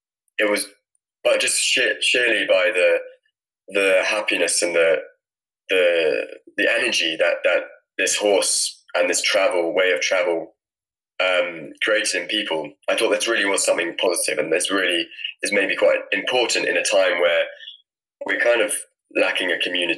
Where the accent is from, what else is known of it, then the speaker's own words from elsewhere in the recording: Scotland, United Kingdom; I'm from Scotland and live in a little farm just north of Edinburgh, and had some ponies when I was younger